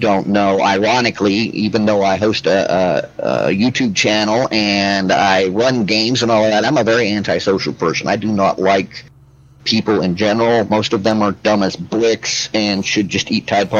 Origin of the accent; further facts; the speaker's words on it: Milton-Freewater, Oregon, United States; moved away; that was what I considered to be my hometown